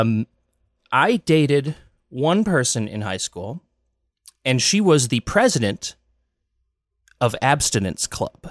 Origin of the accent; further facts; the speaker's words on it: Dousman, Wisconsin, United States; I grew up halfway between Milwaukee and Madison in Wisconsin in a little town called Dousman